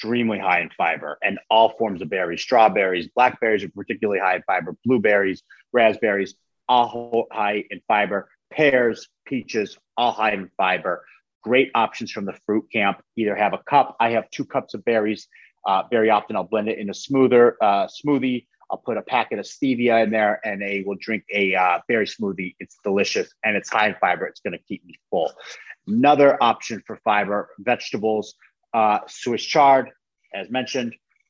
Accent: small town outside of Buffalo, New York, United States; I'm from Buffalo, New York. I'm from like a small town outside of Buffalo, New York.

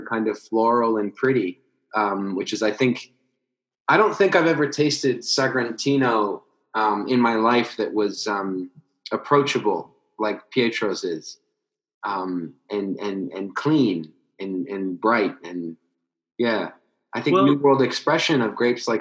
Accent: United States; I'm American right here

